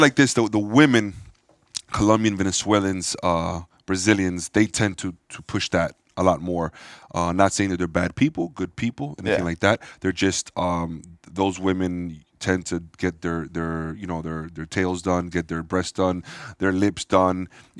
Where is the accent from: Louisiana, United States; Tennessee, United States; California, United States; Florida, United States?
Florida, United States; Miami; also born or lived in Hialeah; Born and raised in Miami.